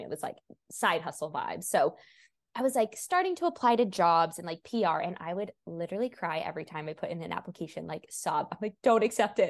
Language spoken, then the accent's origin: English; Washington, United States; also born or lived in Portland, Oregon; now in Sacramento, United States; I'm originally from Washington